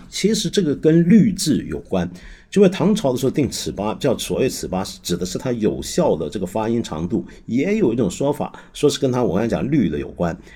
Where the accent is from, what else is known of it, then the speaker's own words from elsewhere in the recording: China; 我们中国人都知道